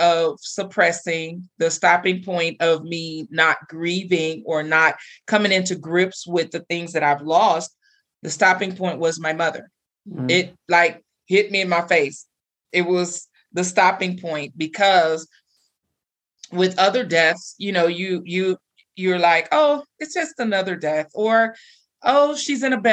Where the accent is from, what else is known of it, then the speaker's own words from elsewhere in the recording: Texas, United States; now in Colorado, United States; I'm from Texas